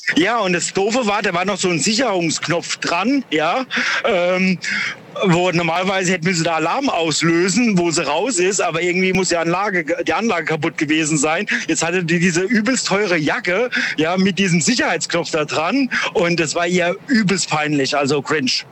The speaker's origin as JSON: {"language": "German", "town": "Duisburg", "region": "North Rhine-Westphalia", "country": "Germany", "said": "ich komme auch aus Duisburg"}